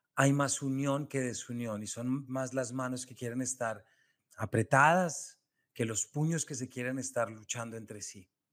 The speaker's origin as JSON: {"language": "Spanish", "country": "Colombia", "said": "yo les estoy hablando desde Colombia, yo soy colombiano"}